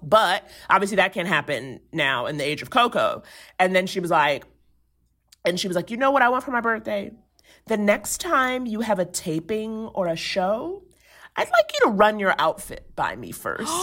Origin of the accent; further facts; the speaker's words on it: New York City, New York, United States; moved away as an adult; now in Los Angeles, United States; I grew up in Harlem